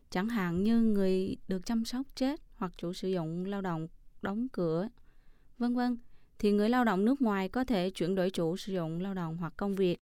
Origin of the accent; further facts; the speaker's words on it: Vietnam; now in Taiwan; mình đến từ Việt Nam，